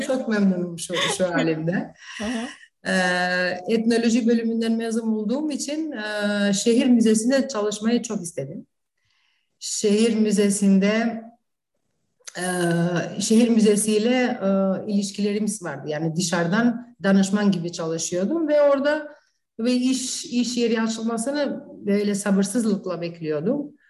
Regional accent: Prizren, Kosovo; Turkish is a second language; also born or lived in North Macedonia; now in Kičevo, North Macedonia; Kosova'da doğum, Prizren'de doğmuşum. Hı-hı. Kuzey Makedonya'da yaşıyorum. Arnavut'um. Ee, aynı zamanda işte Türkçe, Makedonca, Arnavutça konuştuğumuz bir ortamda büyüdük

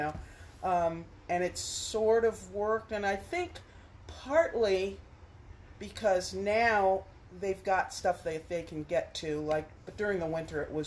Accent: New York City, New York, United States; also born or lived in Connecticut; now in Pittsburgh, United States; I grew up in Brooklyn, New York

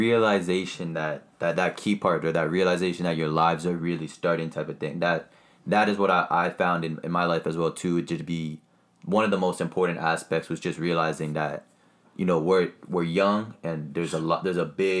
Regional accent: Canada; because I know for a fact, as a Canadian, to be able to kind of figure out your way and figure out the process

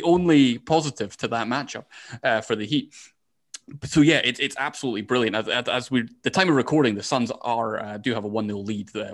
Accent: Scotland, United Kingdom; I'm Scottish

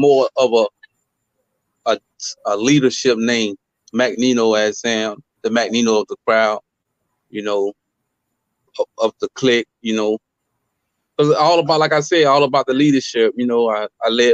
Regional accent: Fort Pierce, Florida, United States; I'm originally from Fort Pierce, you know, born and raised

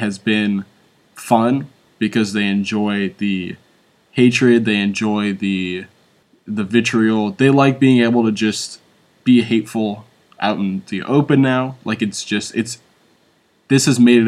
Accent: Deep South, United States; I grew up in the Deep South

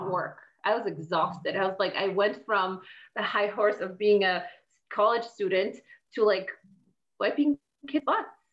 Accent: Poland; moved away as an adult; I was born and raised in Poland, and I lived there up until I was 21.

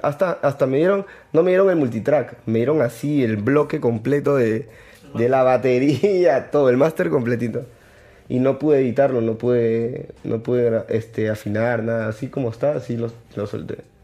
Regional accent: Lima, Peru; also born or lived in Chincha, Peru; Yo nací en Chincha y al año me vine a vivir acá. Porque mi papá consiguió un trabajo acá y ya nos vinimos para acá. Pero donde vaya me preguntan, yo soy chinchano. He vivido toda mi vida aquí en Lima, pero yo soy chinchano.

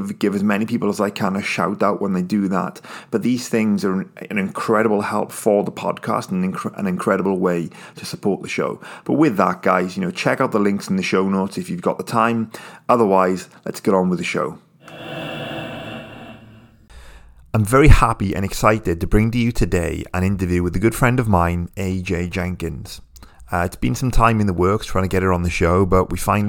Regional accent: United Kingdom; I'm British

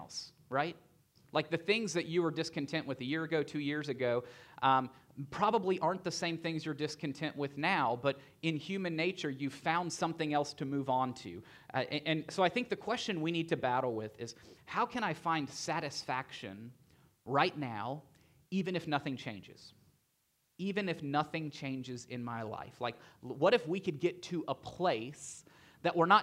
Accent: Tennessee, United States; I grew up in Tennessee

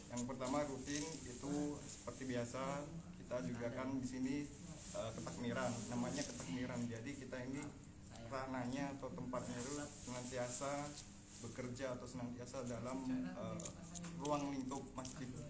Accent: Gresik, East Java, Indonesia; asal saya dari Gresik.

